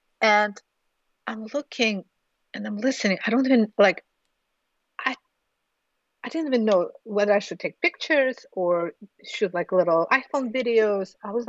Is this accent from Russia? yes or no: yes; Urals, Russia; And, you know, I'm from Urals.